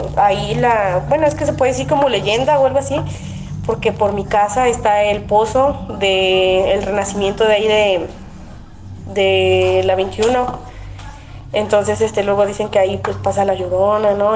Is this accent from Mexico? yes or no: yes; Xalapa, Veracruz, Mexico; soy de Jalapo, Veracruz